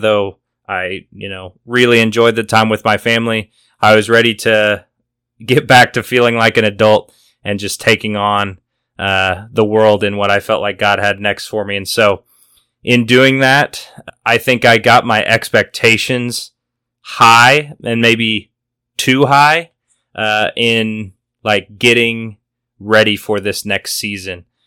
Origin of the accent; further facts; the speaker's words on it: Missouri, United States; moved away as an adult; now in Oklahoma City, United States; I had been back home in Missouri